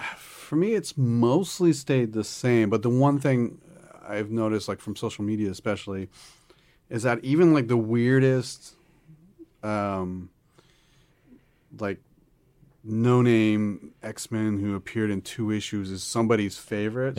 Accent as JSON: {"language": "English", "country": "Canada", "tie": "born or raised there", "said": "growing up, uh, like, I'm Canadian, and, um, most of the media we consume in Canada is American media"}